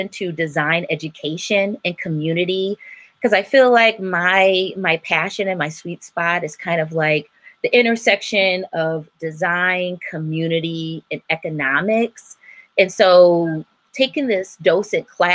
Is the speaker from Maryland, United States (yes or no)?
no; Detroit, Michigan, United States; I'm from Detroit. Grew up on the Northwest side